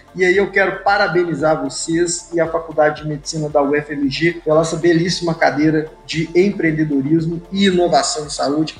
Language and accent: Portuguese; Belo Horizonte, Minas Gerais, Brazil; moved away as an adult; now in Natal, Brazil; Eu sou de Belo Horizonte